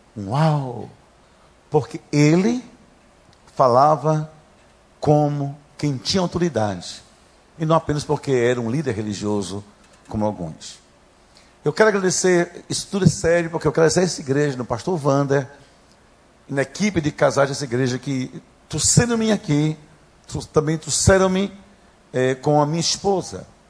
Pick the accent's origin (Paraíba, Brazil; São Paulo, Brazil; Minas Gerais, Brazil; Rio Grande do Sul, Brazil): Rio Grande do Sul, Brazil; Gaúcho; accent: gaúcho; Já perceberam pelo sotaque que eu sou gaúcho